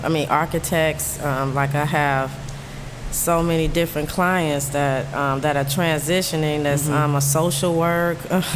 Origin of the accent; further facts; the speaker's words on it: New York, United States; because I'm from New York and I didn't work at these stores